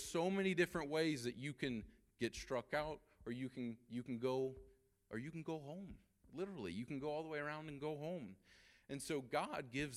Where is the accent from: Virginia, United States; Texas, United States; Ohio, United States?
Ohio, United States; we're from Ohio